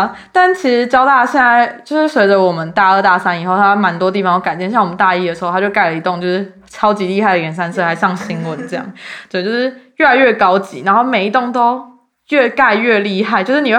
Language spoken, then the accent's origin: Chinese; Xinzhuang, New Taipei, Taiwan; moved away as an adult; also born or lived in Hsinchu; 因为像我们自己在台北的时候，就会说哦，我们不是台北人，我们是新北人。